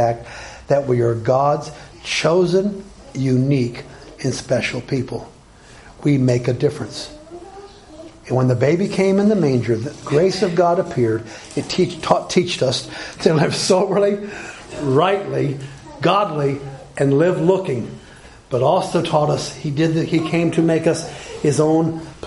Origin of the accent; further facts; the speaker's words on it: Alabama, United States; When I was growing up in Alabama